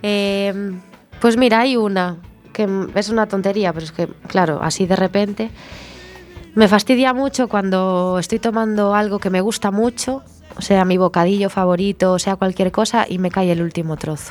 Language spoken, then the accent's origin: Spanish; Sada, Galicia, Spain; yo soy sadense, yo soy de Sada.